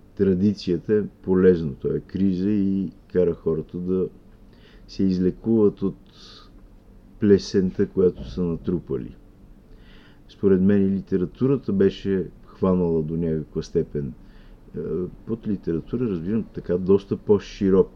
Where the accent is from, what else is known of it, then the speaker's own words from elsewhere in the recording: Bulgaria; българите, които мислиме да. със своя български език